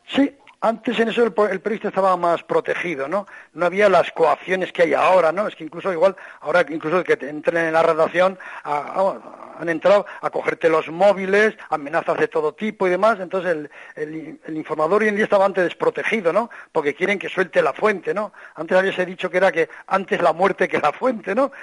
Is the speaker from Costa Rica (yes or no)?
no; Spain; siendo español